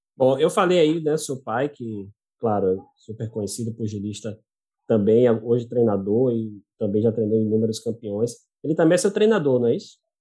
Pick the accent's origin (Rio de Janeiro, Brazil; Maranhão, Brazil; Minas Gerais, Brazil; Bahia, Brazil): Bahia, Brazil; eu, como baiano